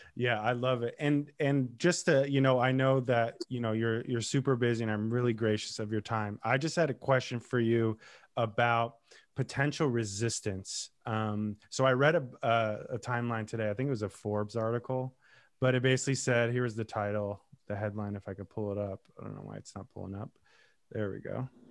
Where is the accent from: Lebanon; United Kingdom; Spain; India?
Lebanon; I'm Lebanese Armenian